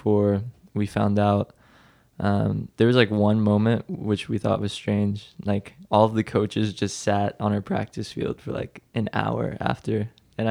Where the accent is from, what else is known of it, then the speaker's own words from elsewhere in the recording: Nashville, Tennessee, United States; I was born in Nashville, Tennessee